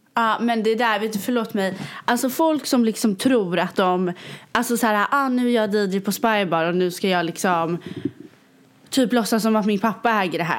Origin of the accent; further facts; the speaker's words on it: Sweden; now in New York, United States; jag är ju svensk